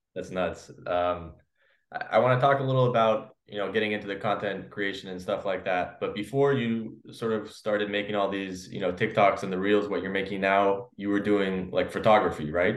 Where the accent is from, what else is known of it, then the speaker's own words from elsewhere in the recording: Los Angeles, California, United States; I'm from Los Angeles